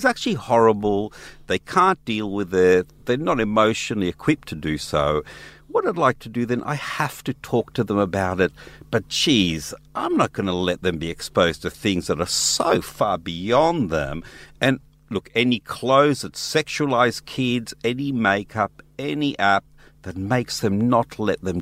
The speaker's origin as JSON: {"language": "English", "country": "Israel", "tie": "born or raised there", "moved": "yes", "lives_now": "Australia", "said": "I grew up in Israel as a kid"}